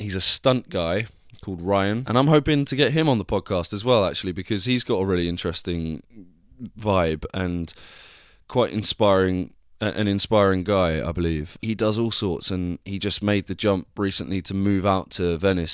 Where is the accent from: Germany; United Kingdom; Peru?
United Kingdom; Devon, South West England; accent: Devon; my Devon accent came out then